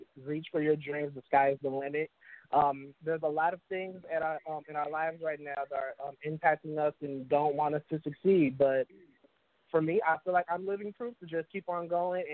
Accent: St. Louis, Missouri, United States; I'm originally from St. Louis, Missouri.

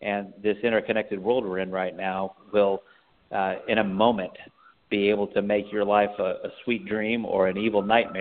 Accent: Texas, United States; now in San Francisco Bay Area, United States; I'm originally from the Lone Star State

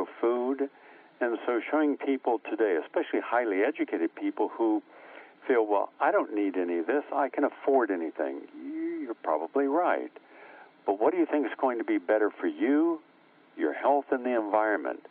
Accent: West Virginia, United States; moved away as an adult; also born or lived in New York City; I grew up in West Virginia

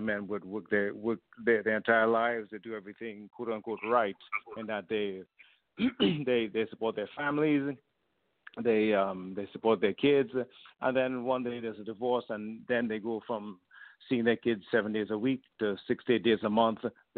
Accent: Trinidad & Tobago; moved away as an adult; now in Vancouver, Canada; I was born in Trinidad originally in the Caribbean, but moved to Canada when I was 18.

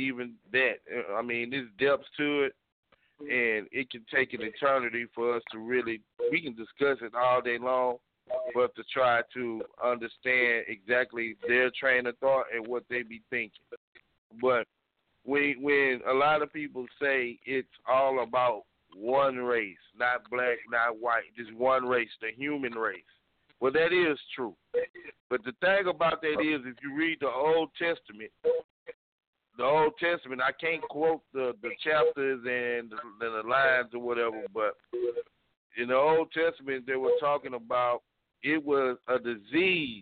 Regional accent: Texas, United States; I'm from Texas

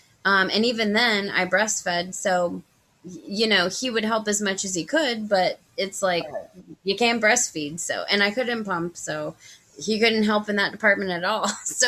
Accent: California, United States; born there; I was born in California and my dad's side, they're all still over there.

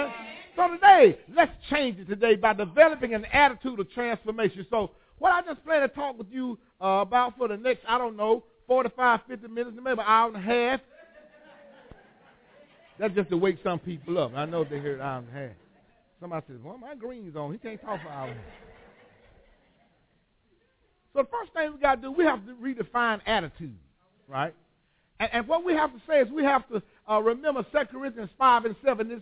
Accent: Whitehead Hill, Alabama, United States; I was born on Whitehead Hill

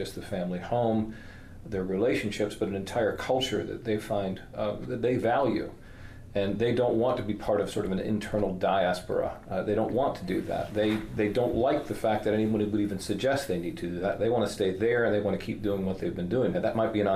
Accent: Southwest Virginia, United States; moved away; You mentioned that I was from Southwest Virginia, and it's true.

